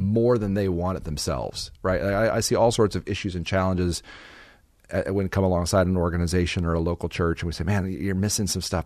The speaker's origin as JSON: {"language": "English", "town": "Phoenix", "region": "Arizona", "country": "United States", "tie": "born or raised there", "said": "I was, uh, born and raised in Phoenix, Arizona"}